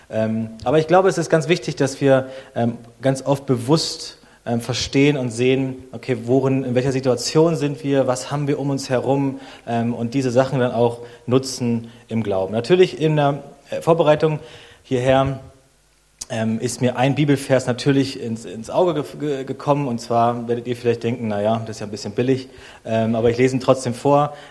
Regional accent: Berlin, Germany; now in Leipzig, Germany; ich bin 35, komme aus Deutschland, ähm, bin aus Berlin und jetzt wohnen wir in Leipzig in Sachsen.

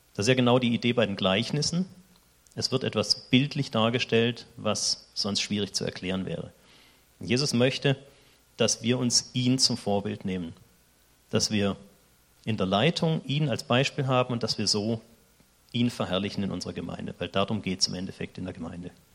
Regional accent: Germany; moved away as an adult; now in Switzerland; ich bin Deutscher

